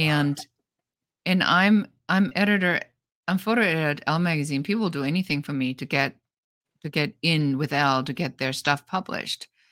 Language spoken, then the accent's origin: English; Germany; moved away; I come from Germany, so in Germany, a lot of things are very by the book